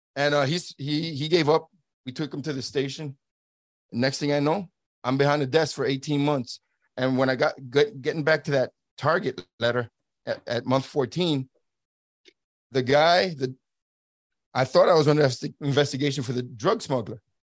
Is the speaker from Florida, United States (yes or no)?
no; New York City, New York, United States; moved away as an adult; I'm from Brooklyn, New York, born and raised in New York City